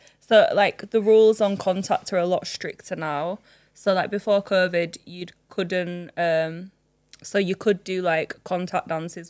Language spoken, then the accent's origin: English; Leeds, Yorkshire and the Humber, United Kingdom; I'm from Leeds.